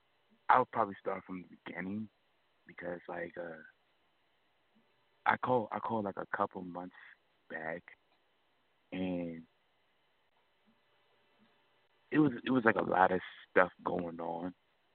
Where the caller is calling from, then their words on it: Maryland, United States; I'm calling from Maryland.